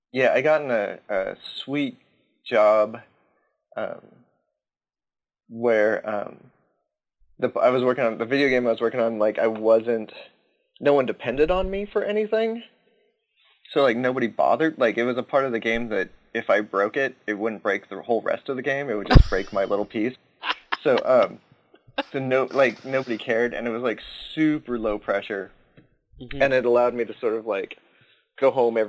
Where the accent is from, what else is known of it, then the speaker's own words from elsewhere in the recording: Southern California, United States; moved away as an adult; also born or lived in San Diego; now in Oregon, United States; I grew up in Southern California